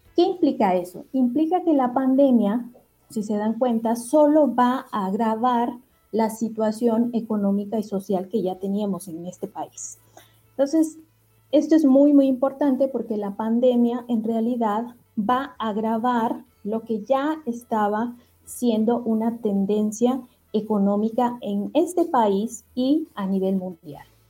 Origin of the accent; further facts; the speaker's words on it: Guatemala; moved away as an adult; now in Mexico; yo eh, estudié economía en Guatemala, soy guatemalteca y eh, hace unos años decidí venir a México a estudiar mi maestría y doctorado